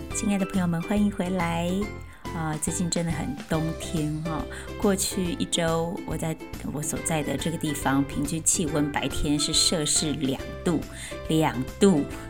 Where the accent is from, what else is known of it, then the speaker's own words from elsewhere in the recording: Chiayi, Chiayi City, Taiwan; 我是在嘉义的乡下长大，当时，呃，虽然那，还算是嘉义市，但其实已经很偏僻